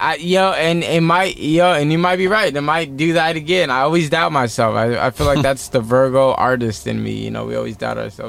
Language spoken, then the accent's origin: English; Redlands, California, United States; I'm from Redlands, California